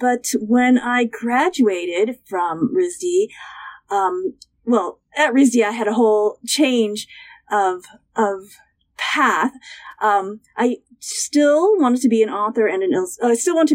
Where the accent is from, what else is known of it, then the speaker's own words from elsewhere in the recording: United States; also born or lived in Western Massachusetts; Both of my parents are from Taiwan, but I was born here in the United States.